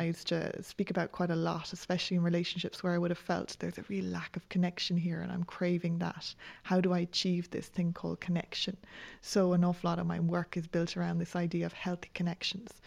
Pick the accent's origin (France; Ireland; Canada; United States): Ireland